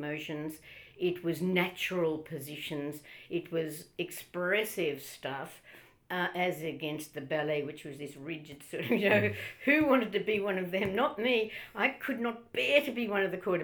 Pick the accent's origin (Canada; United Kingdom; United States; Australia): Australia; Melbourne, Victoria; I grew up in Heidelberg